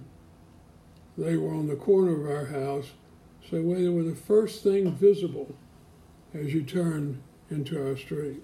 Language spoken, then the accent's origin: English; Springhill, Louisiana, United States; now in Memphis, United States; our little 50-member Presbyterian church in my hometown of Spring Hill, Louisiana